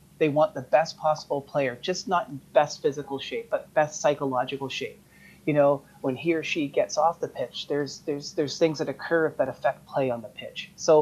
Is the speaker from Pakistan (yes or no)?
no; Canada; as a Canadian of a certain age, I'm 52